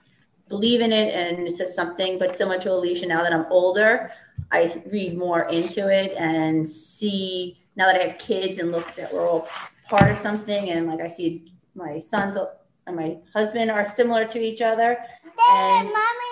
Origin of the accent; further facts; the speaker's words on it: Long Island, New York, United States; I'm from Long Island, still here